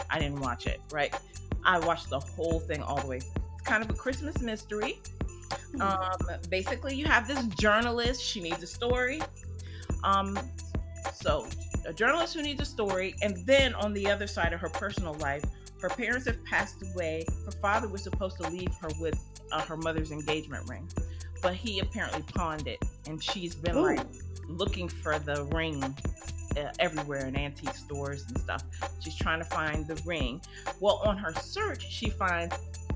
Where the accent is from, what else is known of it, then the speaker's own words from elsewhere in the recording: Washington, District of Columbia, United States; I was born in D.C., so, you know, that's like my hometown town